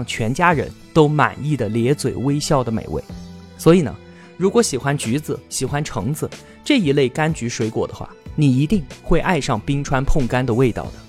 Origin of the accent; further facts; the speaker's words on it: Yunnan, China; 我是一个土生土长的云南人，我爷爷呢，他十六岁就从东北哈尔滨来到这最西南的边缘之境，扎根在彩云之南。